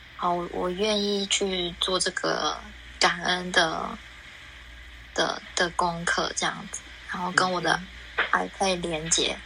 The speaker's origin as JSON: {"language": "Chinese", "country": "Taiwan", "moved": "as an adult", "lives_now": "Melbourne, Australia", "said": "我现在人在墨尔本，然后我来自台湾，在墨尔本快两年多，两年多"}